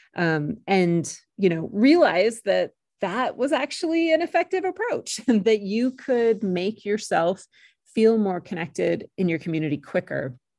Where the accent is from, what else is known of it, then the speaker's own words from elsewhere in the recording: California, United States; moved away as an adult; also born or lived in Maryland / Utah / Iowa / Texas; now in Blacksburg, United States; I grew up in California